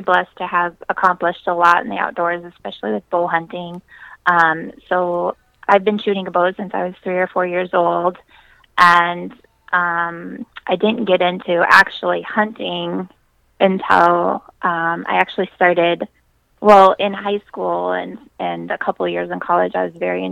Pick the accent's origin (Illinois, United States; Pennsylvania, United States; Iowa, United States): Iowa, United States; South Central; So I'm from South Central Iowa. I grew up there, and I didn't move anywhere. I'm still here